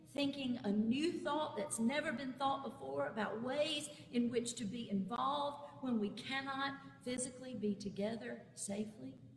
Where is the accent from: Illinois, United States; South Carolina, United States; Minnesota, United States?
South Carolina, United States; Clinton; My hometown of Clinton, South Carolina, is located on the interstate almost exactly halfway between Columbia and Greenville in upstate South Carolina